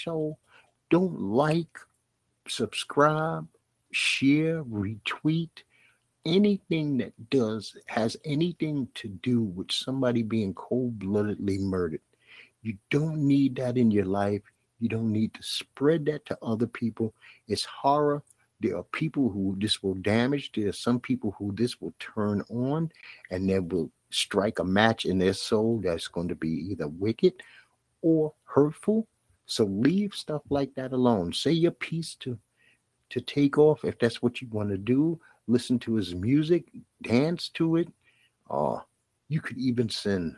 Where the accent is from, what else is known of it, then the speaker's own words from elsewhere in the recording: New York City, New York, United States; my hometown Brooklyn team